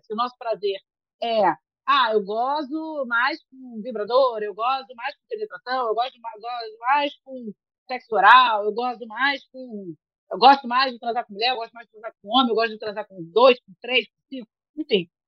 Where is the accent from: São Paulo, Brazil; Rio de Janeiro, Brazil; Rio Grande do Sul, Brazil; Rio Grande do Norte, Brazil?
Rio Grande do Norte, Brazil; Natal; eu sou de Natal também